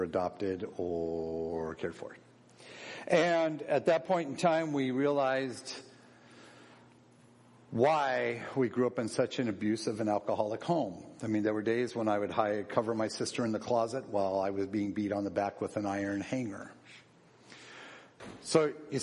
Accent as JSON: {"language": "English", "town": "Seattle", "region": "Washington", "country": "United States", "tie": "born or raised there", "said": "I was born in Seattle, Washington"}